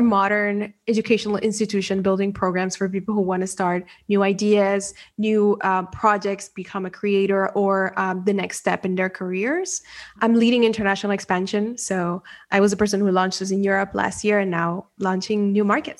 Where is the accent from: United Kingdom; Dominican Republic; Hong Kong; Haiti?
Dominican Republic; first language Spanish; English is a second language; now in Paris, France; I may sound French, but actually I'm from the Dominican Republic and my mother tongue is Spanish. I was born and raised there. And the funny thing is like, I have an accent that changes depending on whatever language I was speaking before.